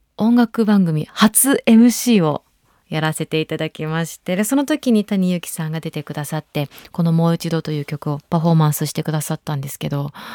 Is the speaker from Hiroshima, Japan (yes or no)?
no; Shizuoka, Japan; now in Tokyo, Japan; 地元が静岡なので、静岡帰りました。